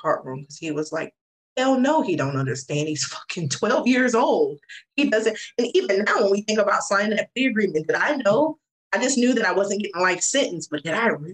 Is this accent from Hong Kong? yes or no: no; the South, United States; I'm from the South